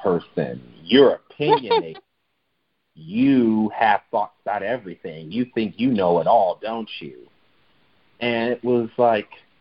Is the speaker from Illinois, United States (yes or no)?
yes; Chicago, Illinois, United States; my own experience of living and growing up in Chicago